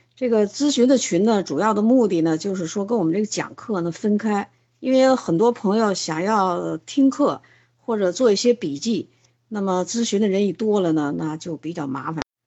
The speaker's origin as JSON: {"language": "Chinese", "country": "China", "said": "我们中国人"}